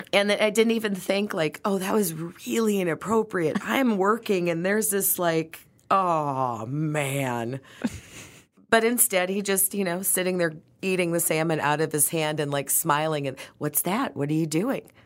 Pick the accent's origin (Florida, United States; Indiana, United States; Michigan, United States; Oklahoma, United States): Michigan, United States; Detroit; growing up in Detroit